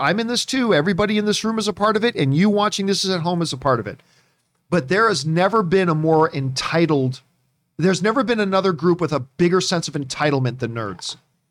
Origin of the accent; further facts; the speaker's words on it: Halifax, Nova Scotia, Canada; moved away; I was born in Halifax, Nova Scotia. That's where I was born.